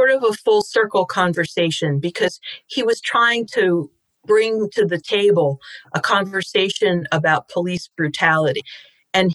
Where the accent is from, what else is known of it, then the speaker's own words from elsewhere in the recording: Philadelphia suburbs, Pennsylvania, United States; moved away as an adult; now in Washington, D.C., United States; I grew up in the Philadelphia suburbs